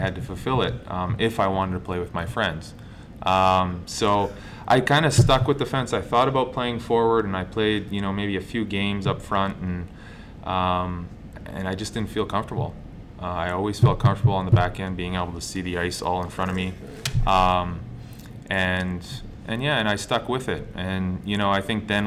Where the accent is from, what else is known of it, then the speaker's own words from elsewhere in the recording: Calgary, Alberta, Canada; moved away; growing up in Calgary, watching the Flames